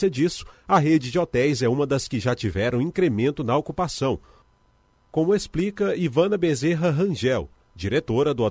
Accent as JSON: {"language": "Portuguese", "region": "Rio de Janeiro", "country": "Brazil", "said": "eu sou do Rio de Janeiro, assim, e acostumado com um aeroporto de maior porte"}